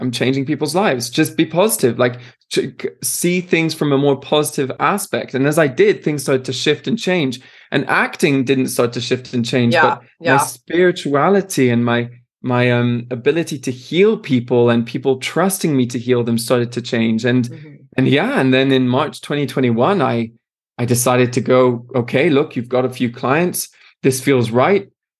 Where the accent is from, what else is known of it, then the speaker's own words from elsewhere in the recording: France; also born or lived in Switzerland; I'm Irish, British, and Canadian. I was born in Switzerland and I grew up in France. So I'm a man of the world, they'd like to say.